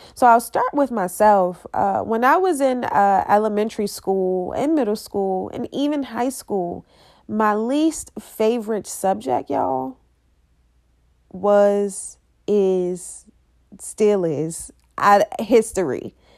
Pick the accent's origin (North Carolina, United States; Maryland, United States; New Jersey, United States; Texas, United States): Maryland, United States; Baltimore; I am from Baltimore City, and I've grown up and I've seen those children